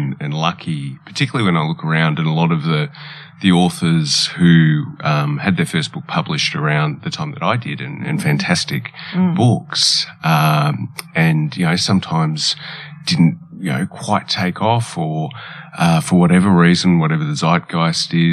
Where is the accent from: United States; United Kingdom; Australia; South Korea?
Australia; Stawell, Victoria; also born or lived in Italy; I was born in Italy, as you mentioned, and I grew up in the town of Stawell where Wimmera is set.